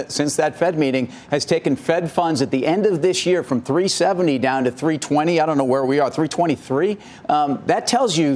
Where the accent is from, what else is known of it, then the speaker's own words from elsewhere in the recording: United States; as an American